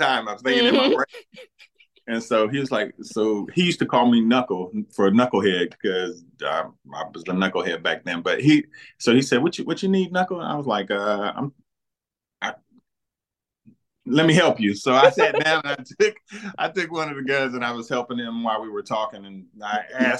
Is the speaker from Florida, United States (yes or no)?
no; Ohio, United States; I grew up in Ohio